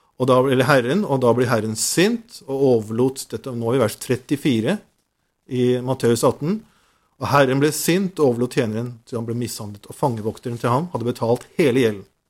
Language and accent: Norwegian; Nordsund, Norway; på Nordsund, der jeg kommer fra